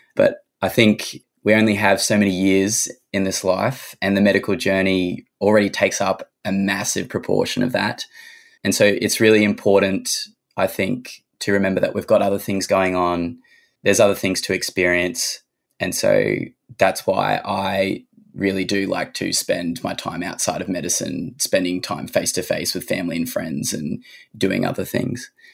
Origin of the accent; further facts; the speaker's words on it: Cairns, Queensland, Australia; also born or lived in Sunshine Coast, Queensland / Sydney; now in Orange, Australia; I grew up in Cairns, so that's where my story starts.